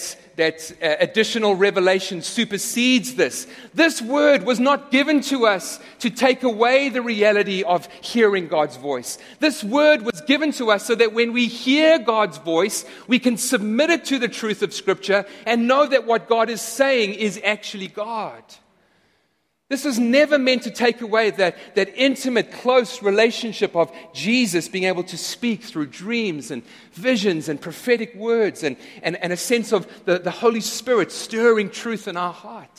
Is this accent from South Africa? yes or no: yes; South Africa; now in United States; I'm no longer a citizen of South Africa